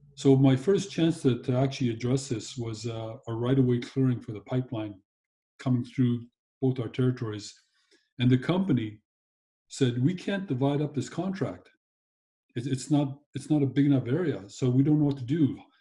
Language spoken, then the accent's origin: English; Kitamaat Village, British Columbia, Canada; I'm born and raised on Kitimat Village Reserve on the west coast of British Columbia